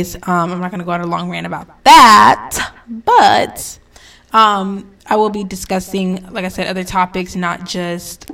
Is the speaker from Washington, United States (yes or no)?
no; North Carolina, United States; also born or lived in Connecticut; once we moved to North Kakalaki